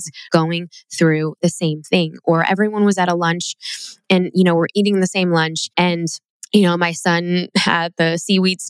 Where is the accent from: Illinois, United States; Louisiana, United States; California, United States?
Illinois, United States; Chicago; growing up in Chicago